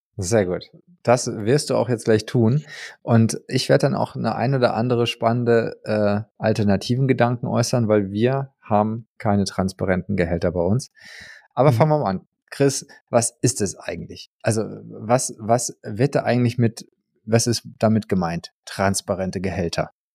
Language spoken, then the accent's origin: German; Germany; bei uns in Deutschland